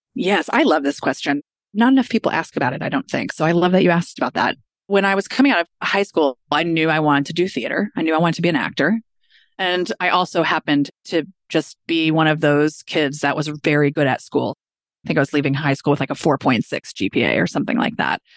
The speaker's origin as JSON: {"language": "English", "town": "Kansas City", "region": "Missouri", "country": "United States", "tie": "born or raised there", "said": "I grew up in Kansas City, Missouri"}